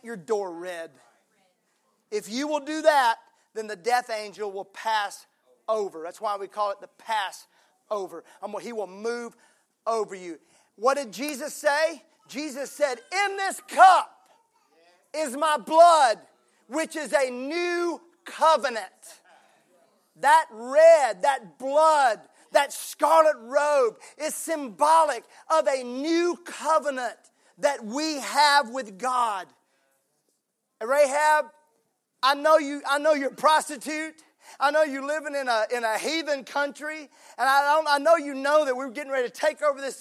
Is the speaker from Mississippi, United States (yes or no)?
yes; Mississippi, United States; now in Tennessee, United States; I'm from Mississippi.